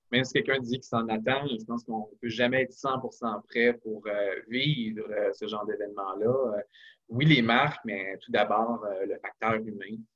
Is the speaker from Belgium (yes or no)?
no; Quebec, Canada; utiliser notre voix pour, euh, évidemment, rappeler qu'on est québécois